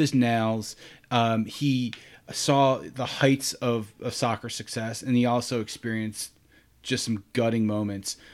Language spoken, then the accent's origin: English; Rochester, New York, United States; originally born and raised in Rochester, New York